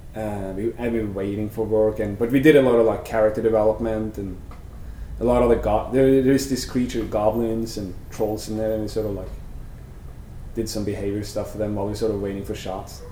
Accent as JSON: {"language": "English", "region": "Vestfold", "country": "Norway", "tie": "born or raised there", "also_born_or_lived": "Sandefjord, Norway", "moved": "as an adult", "lives_now": "United States", "said": "I'm from Norway. I was born in a small country town called uh, Kodar, and uh, when I was maybe 13 or 14, we moved to the city Sandefjord. That's sort of where I grew up."}